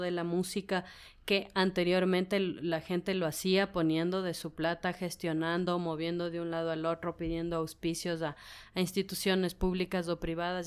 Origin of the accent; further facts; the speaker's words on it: Ecuador; como ecuatorianos